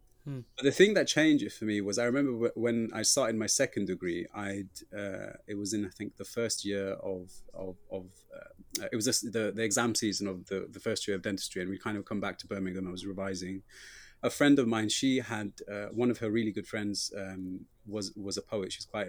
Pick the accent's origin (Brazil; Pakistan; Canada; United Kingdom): Pakistan; So I was writing a lot about like what it is growing up to like being Pakistani